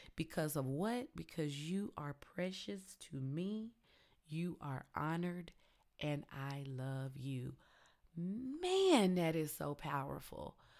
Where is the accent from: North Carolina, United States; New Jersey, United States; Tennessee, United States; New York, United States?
Tennessee, United States; I'm country, I'm from Tennessee